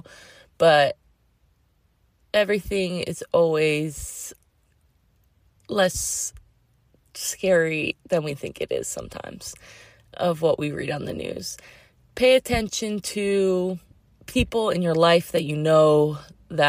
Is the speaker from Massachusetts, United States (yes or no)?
yes; Massachusetts, United States; now in Sebastopol, United States; I grew up in Massachusetts